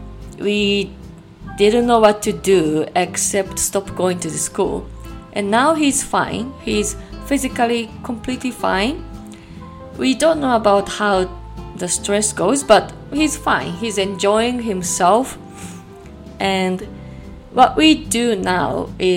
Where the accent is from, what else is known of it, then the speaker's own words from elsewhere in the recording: Japan; also born or lived in Chicagoland, Illinois, United States; now in Chicago, United States; I'm from Japan, but currently living in Chicagoland, Illinois, USA.